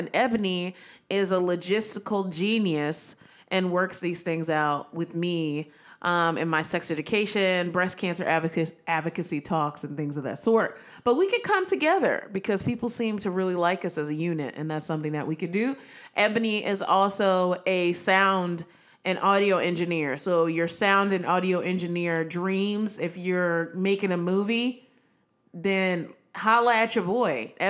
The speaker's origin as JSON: {"language": "English", "region": "California", "country": "United States", "said": "I'm from the Bay Area."}